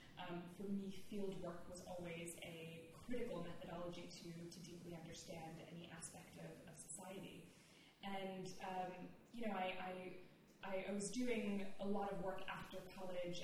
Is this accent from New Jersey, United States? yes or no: yes; New Jersey, United States; I grew up in New Jersey, it's one of the most diverse states